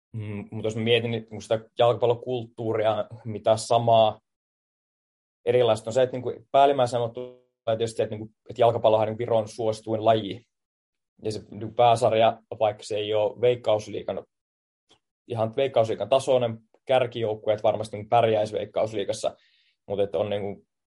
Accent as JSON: {"language": "Finnish", "country": "Finland", "moved": "as an adult", "lives_now": "Tallinn, Estonia", "said": "Mä tuun Suomesta JIKosta"}